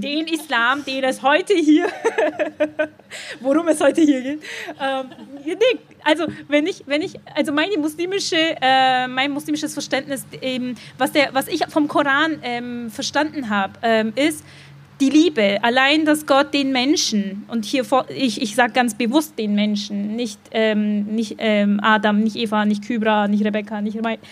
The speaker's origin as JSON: {"language": "German", "town": "Dillingen", "country": "Germany", "tie": "born or raised there", "moved": "yes", "lives_now": "Berlin, Germany", "said": "Dillingen. Da, wo ich geboren bin, da, wo meine Eltern immer noch leben"}